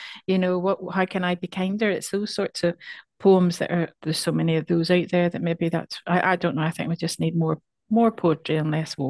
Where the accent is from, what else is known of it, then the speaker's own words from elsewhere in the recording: Ireland; I mean, I'm from Ireland.